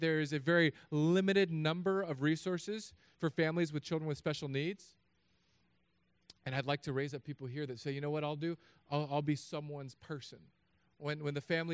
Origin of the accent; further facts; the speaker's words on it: California, United States; But I'm from California.